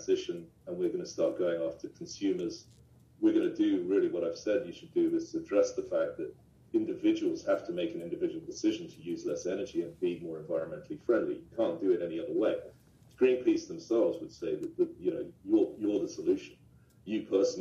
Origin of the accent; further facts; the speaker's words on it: United Kingdom; I'm British. My father's a British diplomat.